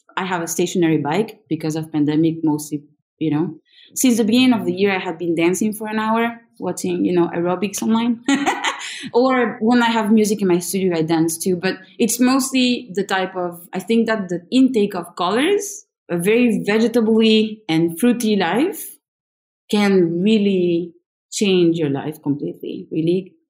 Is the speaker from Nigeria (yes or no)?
no; Peru; also born or lived in France; really have lived exactly the same amount of years in both countries with back and forths. Many. I was born in France and then I was in Peru at my 9 months till I was 2.5. So at 2 years old, I was in Peru.